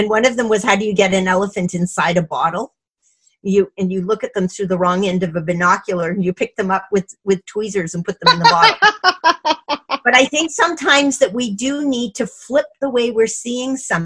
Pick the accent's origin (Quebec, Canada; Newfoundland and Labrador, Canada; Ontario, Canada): Quebec, Canada; Montreal; also born or lived in Toronto, Canada; now in Vancouver, Canada; when I was growing up in Montreal